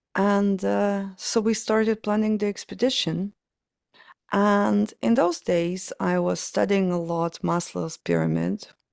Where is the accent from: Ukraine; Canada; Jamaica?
Ukraine; moved away as an adult; now in London, United Kingdom; I was born in Soviet Union, so Ukraine kind of was a part of Soviet Union back then.